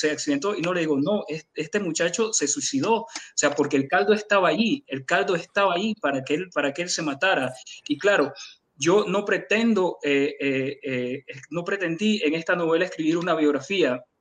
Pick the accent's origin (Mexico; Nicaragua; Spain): Nicaragua; me tenía que incluir a mí mismo porque yo soy nicaragüense.